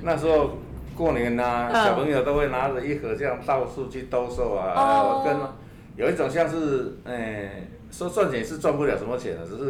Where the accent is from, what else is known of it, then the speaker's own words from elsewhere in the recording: Dajia, Taichung, Taiwan; also born or lived in Qingshui, Taichung / Ruifang; 那其实我们是，嗯，土生土长一直在台中，